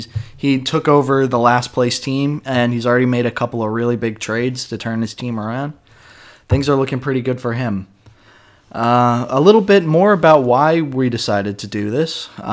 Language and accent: English; Raleigh, North Carolina, United States; now in Helsinki, Finland; I'm an American from Raleigh, North Carolina. I was born and raised there, and I'm now living in Helsinki, Finland.